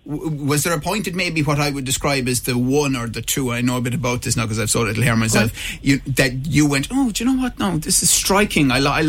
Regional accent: Ireland; as Irish people, we will complain non-stop as a nation about the sort of discrimination that we have faced or face in other parts of the world

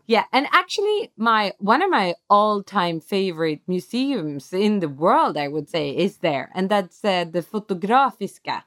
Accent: Stockholm, Stockholm County, Sweden; we're actually from Stockholm

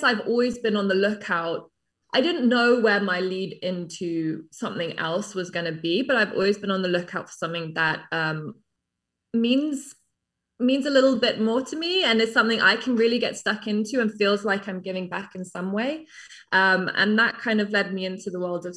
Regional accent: England, United Kingdom; moved away as an adult; also born or lived in New York; now in London, United Kingdom; I'm English, but I came to New York when I was 19, 20 as a model

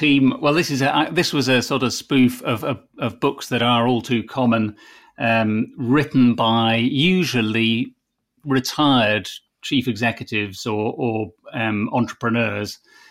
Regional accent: United Kingdom; which obviously as a Brit I'm formally opposed to.

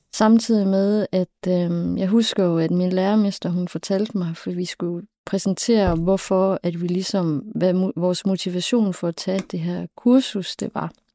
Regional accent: Southern Jutland, Southern Denmark, Denmark; also born or lived in Copenhagen / Læsø / Funen / Bergen; now in Aarhus, Denmark; jeg er opvokset i Sønderjylland

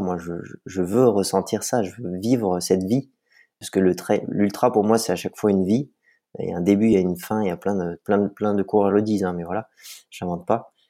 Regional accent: Vercors, Auvergne-Rhône-Alpes, France; now in La Rosière, France; Je suis né dans le Vercors, euh, mes parents y habitent toujours. Donc, j'ai commencé par le ski alpin à deux ans

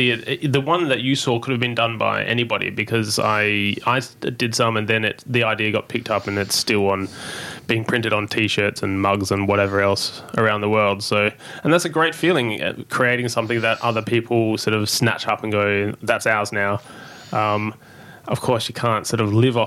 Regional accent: Adelaide, South Australia, Australia; I'm from Adelaide

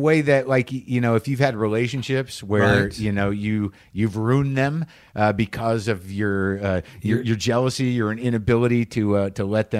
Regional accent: New Mexico, United States; I grew up in New Mexico

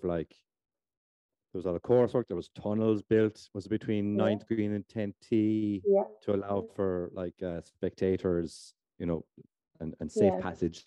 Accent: Lahinch, Munster, Ireland; I'm from Lahinch

